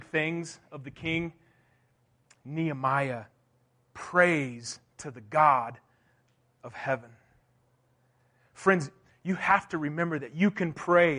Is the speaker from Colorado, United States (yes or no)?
yes; Durango, Colorado, United States; I was born and raised here in Durango, Colorado